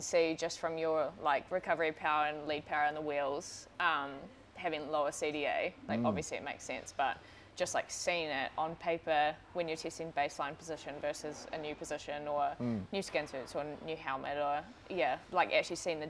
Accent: Auckland, New Zealand; also born or lived in New Plymouth; Grew up in Auckland.

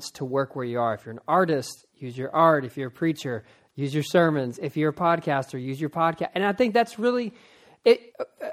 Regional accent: outside of Philadelphia, Pennsylvania, United States; now in Texas, United States; I'm from the North. I was born outside of Philadelphia

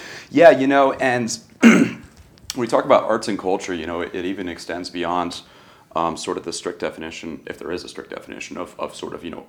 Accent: Jupiter, Florida, United States; I was born and raised in Jupiter, right? So right out of Jupiter High School.

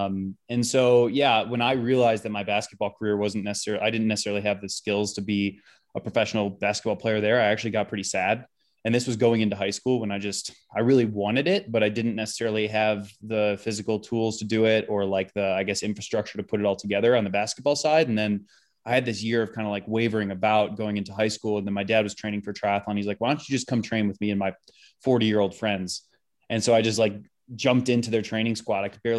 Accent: Illinois, United States; I grew up outside of Chicago. So kind of just a little suburb out there.

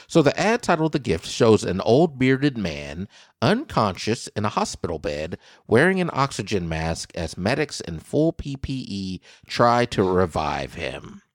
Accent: Kansas, United States; my home state of Kansas

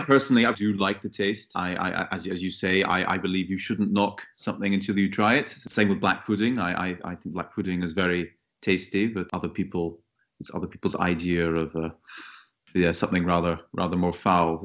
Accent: Scottish Highlands, Scotland, United Kingdom; moved away as an adult; also born or lived in Bratislava / Marseille; now in Paris, France; I am from the Scottish Highlands, and now I live in Paris, where I work

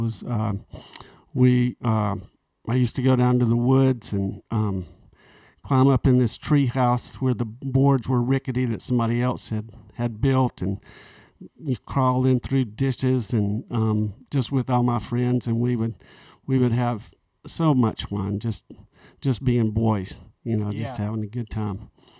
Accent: Montgomery, Alabama, United States; born there; I was born in Montgomery at Maxwell Air Force Base

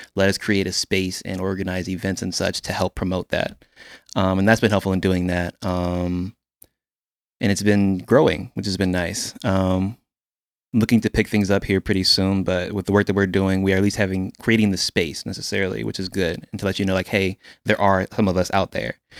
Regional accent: Quantico, Virginia, United States; now in Houston, United States; I'm originally from, uh, Quantico, Virginia, uh, born and raised

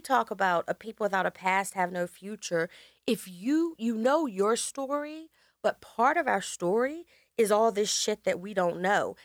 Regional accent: United States; I grew up in the countryside in America

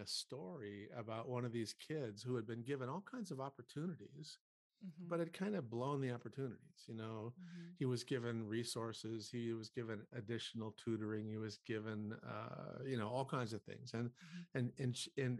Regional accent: North Dakota, United States; I grew up in North Dakota, which is a very rural state in the U.S.

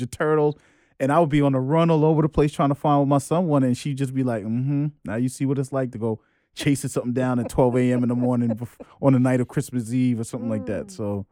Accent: New York City, New York, United States; I'm New York, born and raised, Jamaica, Queens

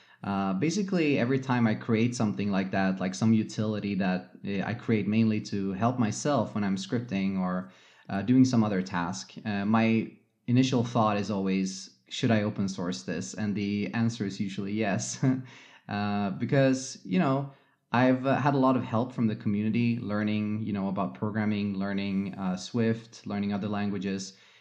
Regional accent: Gothenburg, Västra Götaland, Sweden; English is a second language; also born or lived in Mountain View, United States; now in Stockholm, Sweden; I was born in Mountain View, lived there for a couple of years, and then my parents decided to go back to Sweden. So I was basically raised mostly in Sweden, and we lived on the west coast of Sweden in Gothenburg for many years.

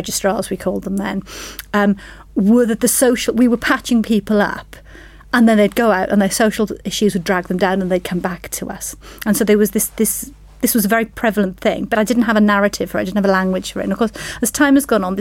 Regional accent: South Wales, United Kingdom; being born and brought up in South Wales

